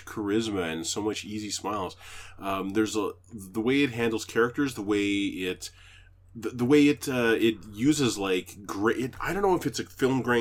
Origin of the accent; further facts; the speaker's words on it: Canada; as a Canadian